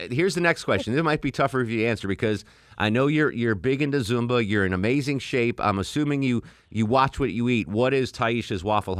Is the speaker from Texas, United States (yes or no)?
no; Connecticut, United States; As a New England girl, I'm from Connecticut.